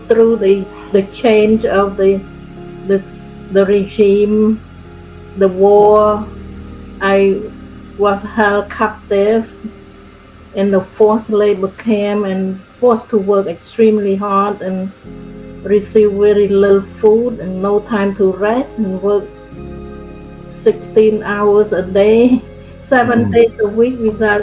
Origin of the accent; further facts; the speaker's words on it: Cambodia; moved away as an adult; I grew up in Cambodia